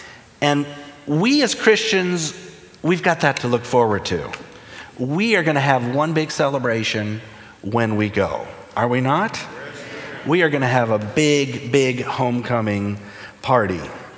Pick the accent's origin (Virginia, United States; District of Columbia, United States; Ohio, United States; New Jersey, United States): Ohio, United States; Toledo; also born or lived in Wilmington, Delaware; I was born in Toledo, Ohio, lived in northern Ohio growing up. My dad was a pastor, so we moved around a little. We went to Wilmington, Delaware when I was 5, and we were only 1 year there.